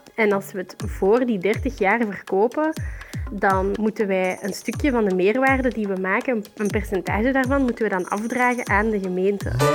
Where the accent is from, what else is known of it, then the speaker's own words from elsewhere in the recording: Tervuren, Flanders, Belgium; ik woon in Tervuren, ik kom ook uit Tervuren.